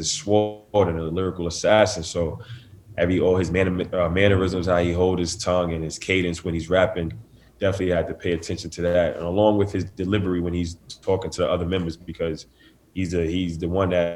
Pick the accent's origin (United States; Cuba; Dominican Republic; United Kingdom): United States; New York City, New York; I grew up in Staten Island. I'm born and raised